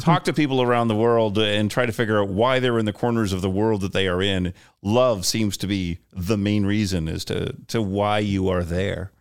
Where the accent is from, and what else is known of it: Canada; born or raised there; also born or lived in Iowa, United States